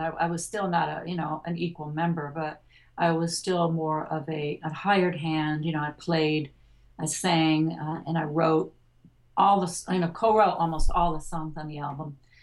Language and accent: English; Detroit, Michigan, United States; I grew up in Detroit